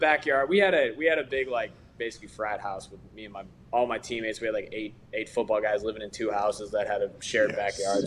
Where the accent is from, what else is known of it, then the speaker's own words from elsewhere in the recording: Chicago, Illinois, United States; I'm from Chicago area